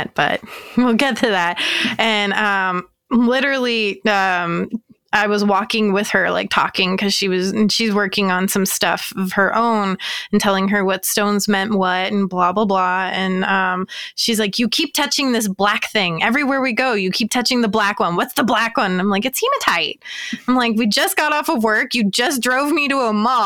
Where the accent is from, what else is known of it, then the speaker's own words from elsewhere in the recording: Georgia, United States; I'm from Georgia